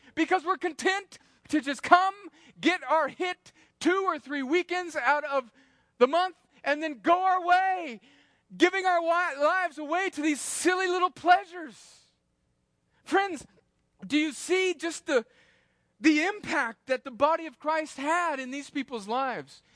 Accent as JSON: {"language": "English", "region": "California", "country": "United States", "tie": "born or raised there", "moved": "yes", "lives_now": "Georgia, United States", "said": "I grew up in California in the seventies"}